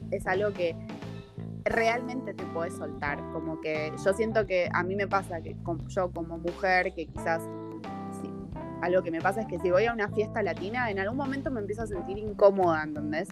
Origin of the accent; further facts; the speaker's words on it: Argentina; moved away as an adult; now in Berlin, Germany; en Argentina no es tan así pero porque no somos tan, tan perreadores